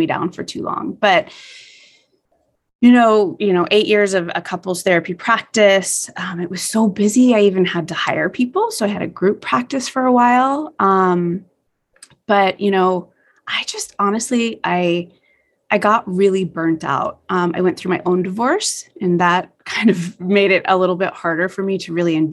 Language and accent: English; Las Vegas, Nevada, United States; growing up in Las Vegas